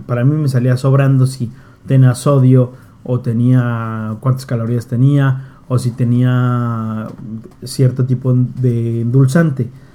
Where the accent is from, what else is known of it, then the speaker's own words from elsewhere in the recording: Mexico; en México vamos un poco